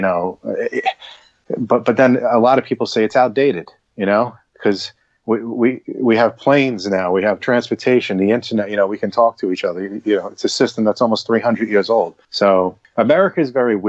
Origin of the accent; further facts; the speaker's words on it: New York, United States; being a New Yorker